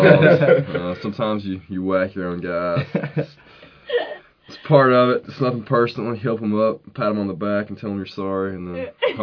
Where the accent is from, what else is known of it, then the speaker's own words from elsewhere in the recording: Richmond, Kentucky, United States; moved away as an adult; I am from Richmond, Kentucky, and I live in Adams House.